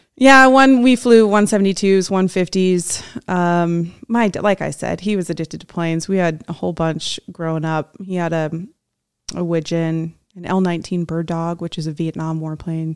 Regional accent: Washington, United States; also born or lived in Fallon, Nevada; now in Reno, United States; I grew up in Washington State.

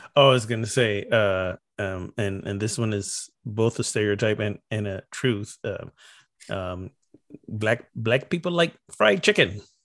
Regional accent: Barbados; moved away; also born or lived in North Carolina; I'm from Barbados

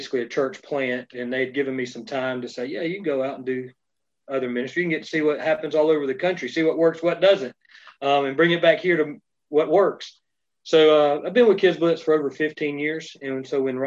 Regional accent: Georgia, United States; also born or lived in North Carolina; I'm from the South, lived in Georgia all my life, except for the time that I was in seminary in North Carolina

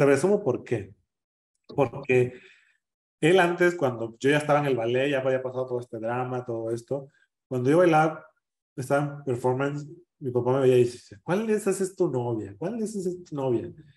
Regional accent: San Jerónimo, Guerrero, Mexico; moved away as an adult; also born or lived in Acapulco / Mexico City; now in Denver, United States; cuando yo salí del pueblo, cuando fui a Acapulco, cuando yo me definí, dije, jamás, jamás vuelvo a pisar San Jerónimo

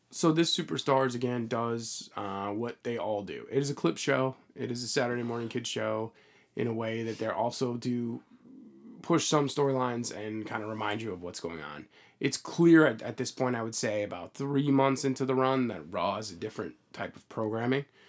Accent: United States; as an American crowd, we as Americans

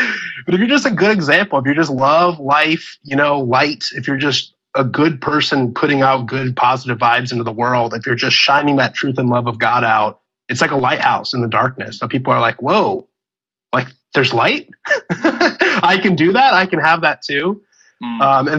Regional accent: Illinois, United States; moved away; also born or lived in California; I was originally from Illinois

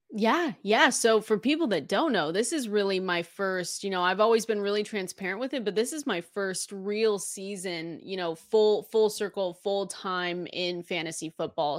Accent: Seattle, Washington, United States; I'm from Seattle, Washington

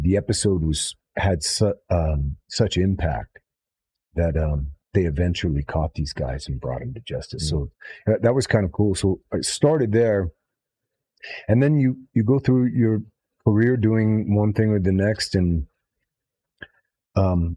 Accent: Los Angeles, California, United States; I grew up in Hollywood, so my parents were in the film business

